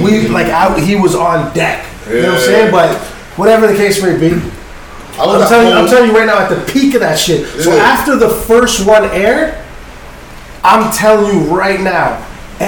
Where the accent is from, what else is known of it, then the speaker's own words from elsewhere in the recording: Toronto, Ontario, Canada; I'm from Toronto.